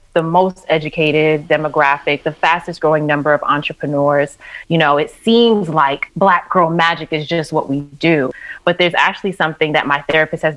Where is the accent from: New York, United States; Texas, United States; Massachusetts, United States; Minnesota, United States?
New York, United States; New York City; growing up in New York City and being on the subway with my mom at like 4, 5, 6 years old